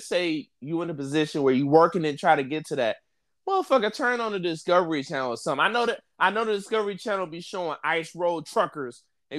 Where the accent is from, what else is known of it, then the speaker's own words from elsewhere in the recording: Detroit, Michigan, United States; you both from the inner city, right? We both you from the North End. I'm from Linwood. We both from like rough parts of Detroit.